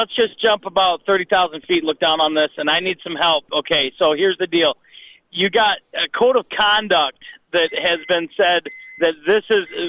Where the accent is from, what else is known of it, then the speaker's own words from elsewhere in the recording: United States; I'm an American